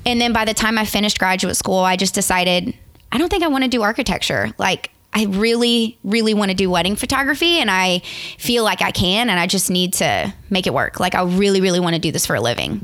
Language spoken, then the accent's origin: English; Morgan City, Louisiana, United States; also born or lived in Lafayette, Louisiana; originally, I'm from a super small town called Morgan City.